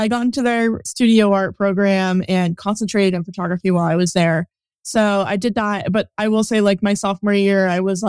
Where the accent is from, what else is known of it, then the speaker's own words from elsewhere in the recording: Northern California, United States; now in San Diego, United States; I am a photographer based in San Diego, but I was born and raised in Northern California